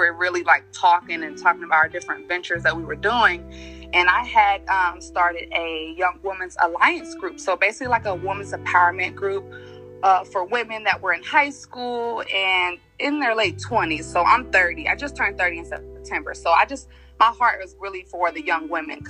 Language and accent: English; Cincinnati, Ohio, United States; moved away as an adult; now in Atlanta, United States; I was born and raised in Cincinnati, Ohio